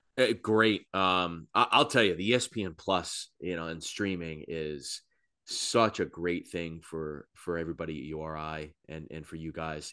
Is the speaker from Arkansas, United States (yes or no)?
no; Plymouth, Massachusetts, United States; moved away as an adult; now in Providence, United States; I grew up in Plymouth